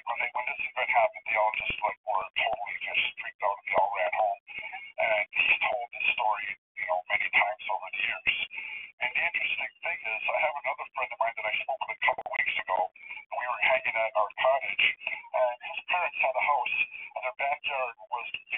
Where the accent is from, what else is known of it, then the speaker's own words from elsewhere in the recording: Welland, Ontario, Canada; I grew up in Welland, and the Welland Canal runs between Lake Ontario and Lake Erie